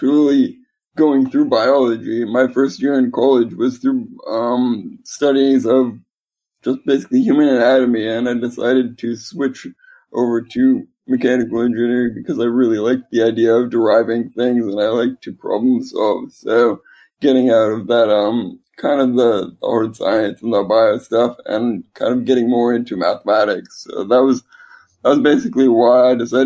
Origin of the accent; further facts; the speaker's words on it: Alaska, United States; moved away as an adult; also born or lived in Arizona; now in Seattle, United States; I was actually born and raised in a rural small town in Alaska, just right at the base of Mount McKinley.